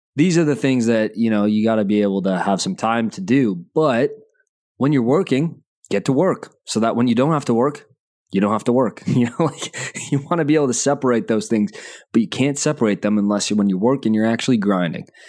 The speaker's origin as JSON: {"language": "English", "town": "Calgary", "region": "Alberta", "country": "Canada", "tie": "born or raised there", "said": "I was born in Calgary"}